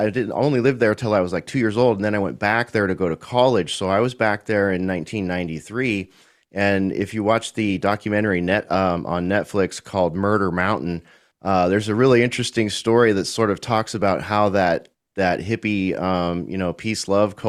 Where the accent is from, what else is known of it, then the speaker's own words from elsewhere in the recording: California, United States; I'm from California, lived most of my life in California, born in the far northern part of California